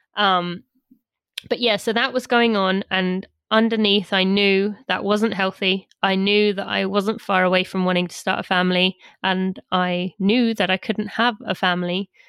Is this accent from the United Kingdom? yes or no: yes; about twenty miles from London, England, United Kingdom; moved away as an adult; now in United States; London is twenty miles from where my parents live where I was from